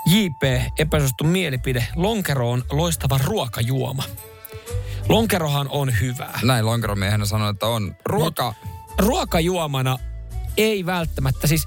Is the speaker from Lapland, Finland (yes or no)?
no; Ostrobothnia, Finland; On, on se meillä Pohjanmaalla.